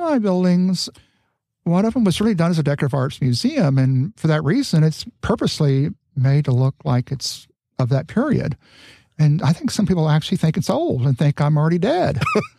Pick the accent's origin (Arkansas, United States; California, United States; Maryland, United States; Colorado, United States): California, United States; I claimed I was from California, even though when people I speak, they say, well, part of California, Southern, you know, and then particularly in New York, where they could really hear the accent.